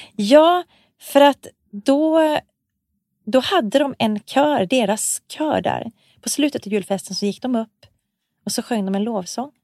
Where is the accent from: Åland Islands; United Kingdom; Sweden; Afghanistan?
Sweden; Malmberget, Norrbotten County; jag är ju född i Malmberget